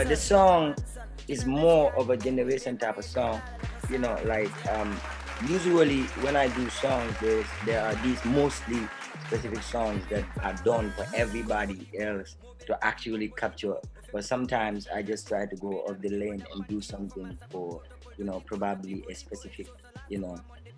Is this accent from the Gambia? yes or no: yes; Brikama, West Coast Region, Gambia; I'm from Brikama. I'm a young, talented Afromandingo rap star from the Gambia.